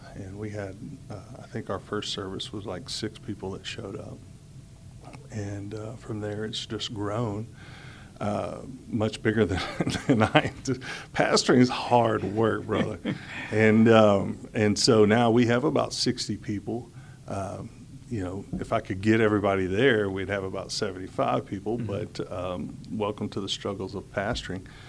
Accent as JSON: {"language": "English", "town": "Houston", "region": "Texas", "country": "United States", "tie": "born or raised there", "also_born_or_lived": "Atlanta, Georgia", "said": "I was born in Atlanta, Georgia, and uh, but I've been raised in Houston since I was five years old"}